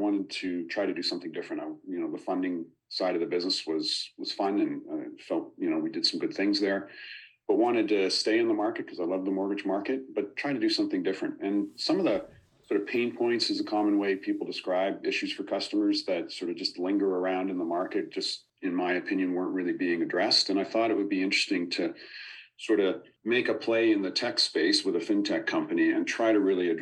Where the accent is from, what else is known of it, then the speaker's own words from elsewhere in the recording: Nova Scotia, Canada; moved away as an adult; now in Toronto, Canada; I grew up in Nova Scotia, but moved to Toronto after I graduated school